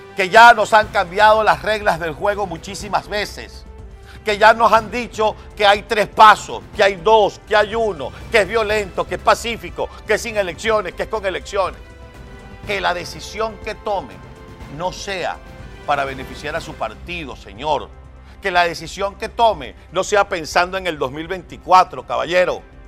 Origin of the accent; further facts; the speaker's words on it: Venezuela; como venezolano